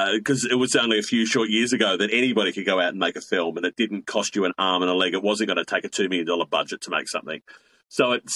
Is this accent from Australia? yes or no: yes; Blacktown, New South Wales, Australia; I grew up in the heart of suburbia in Western Sydney. You know, I grew up in Blacktown.